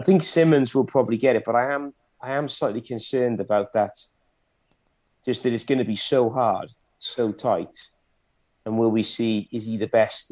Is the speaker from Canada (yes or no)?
no; Welsh, Wales, United Kingdom; I'm Welsh